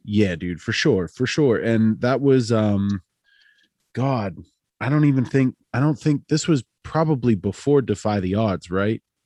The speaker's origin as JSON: {"language": "English", "town": "Altoona", "region": "Pennsylvania", "country": "United States", "said": "I'm from Altoona."}